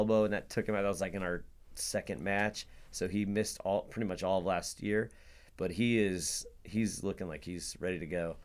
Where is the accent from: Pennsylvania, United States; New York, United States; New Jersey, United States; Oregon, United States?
Oregon, United States; Hillsboro; I grew up in Hillsboro, Hillsboro, wrestled for Hill High